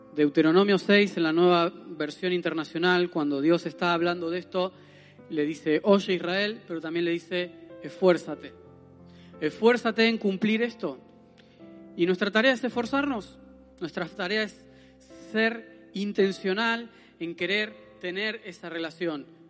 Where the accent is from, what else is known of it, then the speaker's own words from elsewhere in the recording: Argentina; moved away; como argentinos nosotros